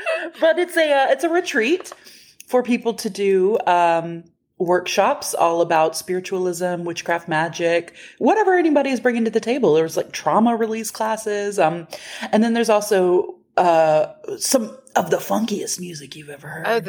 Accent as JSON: {"language": "English", "region": "Texas", "country": "United States", "said": "we're from Texas, and we have been other places."}